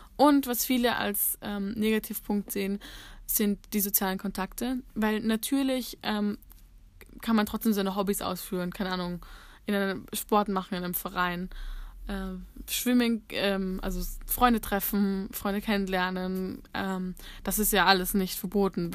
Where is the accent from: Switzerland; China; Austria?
Austria; bei uns in Österreich